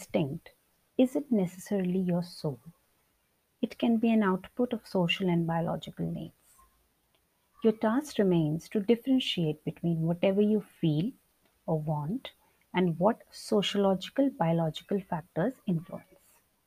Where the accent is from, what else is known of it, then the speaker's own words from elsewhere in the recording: India; Being an Indian